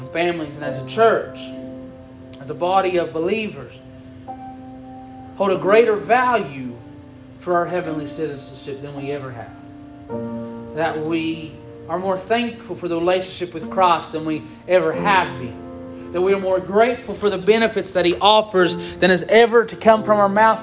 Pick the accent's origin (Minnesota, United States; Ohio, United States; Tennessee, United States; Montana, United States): Tennessee, United States; Campbell County; we're citizens of Campbell County.